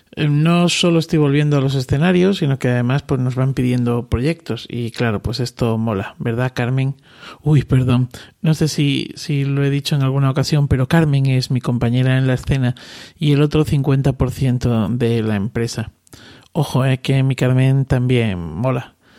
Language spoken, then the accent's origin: Spanish; Cáceres, Extremadura, Spain; yo que soy de Cáceres, estoy más cerca del Atlántico